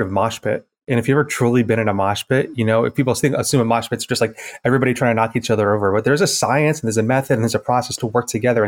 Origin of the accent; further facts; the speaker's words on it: New England, United States; moved away; I'm originally from New England